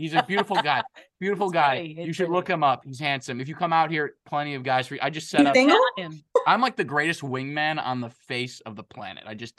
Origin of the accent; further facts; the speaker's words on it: Chicago, Illinois, United States; I'm from Chicago. We don't know our A's and from our O's.